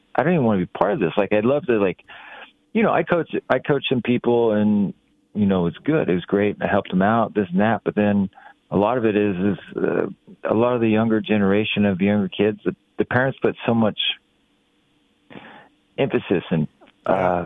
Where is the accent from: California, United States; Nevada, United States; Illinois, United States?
California, United States; Ukiah; I grew up in Ukiah, which is 3 hours north of San Francisco.